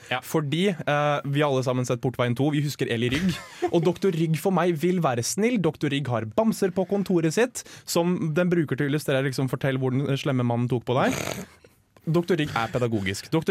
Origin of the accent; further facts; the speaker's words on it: Oslo, Norway; Vi har en tannlege på Røa, som er der jeg kommer fra